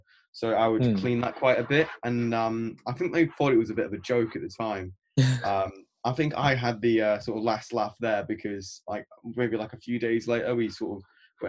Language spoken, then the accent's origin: English; Leeds, Yorkshire and the Humber, United Kingdom; I'm from Leeds